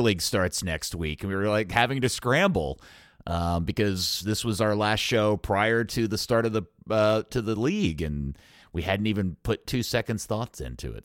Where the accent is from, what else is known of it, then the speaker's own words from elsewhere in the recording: Dallas, Texas, United States; my town, my hometown club